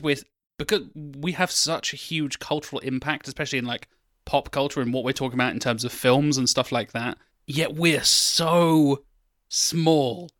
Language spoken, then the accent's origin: English; Norwich, East of England, United Kingdom; I was born in Norwich